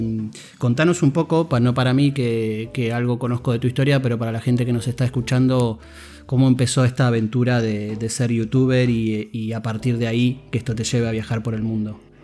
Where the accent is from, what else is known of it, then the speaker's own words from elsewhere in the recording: Argentina; accent: Argentine; mi acento argentino